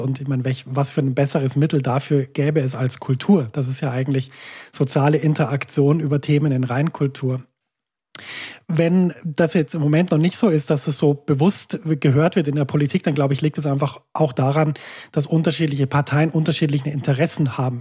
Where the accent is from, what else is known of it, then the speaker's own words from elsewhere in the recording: Germany; now in Switzerland; Wir sind in der Schweiz im Gegensatz zu meiner Heimat Deutschland